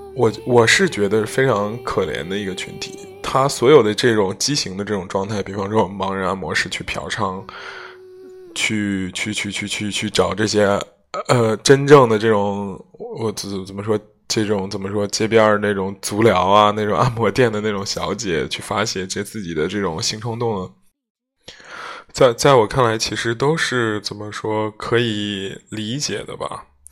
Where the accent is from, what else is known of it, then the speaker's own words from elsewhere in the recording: Zhengzhou, Henan, China; 我家乡这河南嵩山少林寺